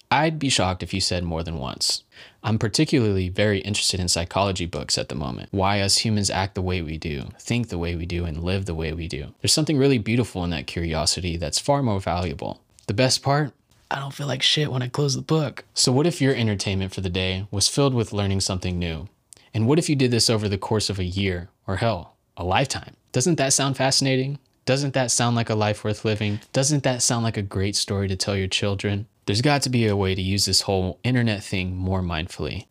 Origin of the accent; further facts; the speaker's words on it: United States; Growing up in the United States